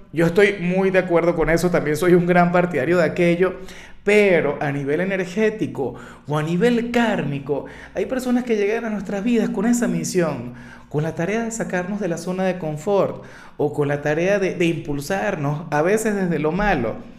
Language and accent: Spanish; Venezuela; como muchos venezolanos, los amigos se fueron del país, los amigos emigraron